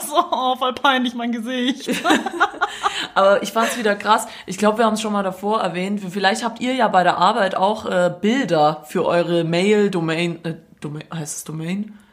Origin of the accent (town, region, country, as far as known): Stuttgart, Baden-Württemberg, Germany; accent: Swabian